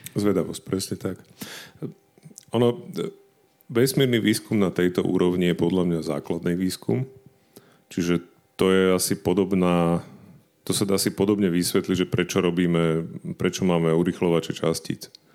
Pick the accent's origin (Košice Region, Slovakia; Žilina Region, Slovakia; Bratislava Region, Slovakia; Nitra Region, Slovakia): Bratislava Region, Slovakia; Bratislava; ako bratislavské dieťa